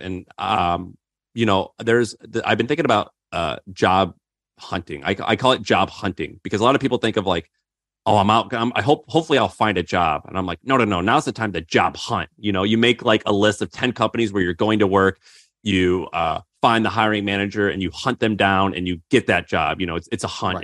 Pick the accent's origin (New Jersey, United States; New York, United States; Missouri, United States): Missouri, United States; I grew up in Missouri.